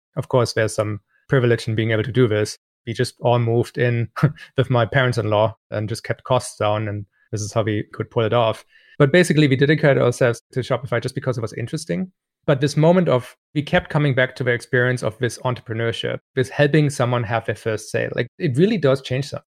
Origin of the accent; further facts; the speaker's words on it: Germany; moved away; I grew up in Germany